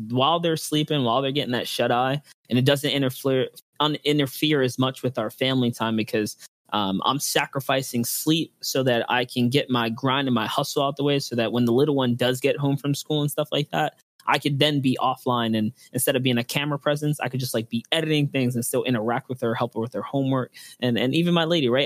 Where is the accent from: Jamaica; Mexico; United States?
United States; New York City, New York; I'm from the Bronx, New York